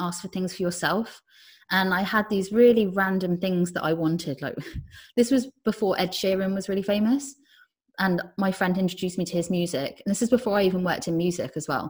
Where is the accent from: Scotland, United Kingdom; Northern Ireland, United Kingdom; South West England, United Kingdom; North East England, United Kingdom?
South West England, United Kingdom; Cornwall; I ended up working in the same crystal shop I grew up near in Cornwall.